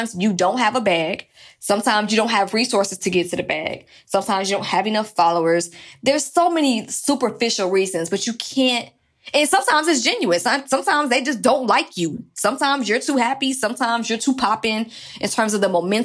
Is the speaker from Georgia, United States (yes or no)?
yes; Atlanta, Georgia, United States; I'm from Atlanta